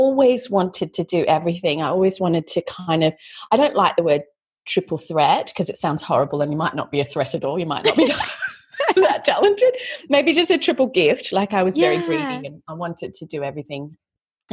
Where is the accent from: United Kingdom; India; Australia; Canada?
Australia; moved away as an adult; also born or lived in United States; as an Aussie living in America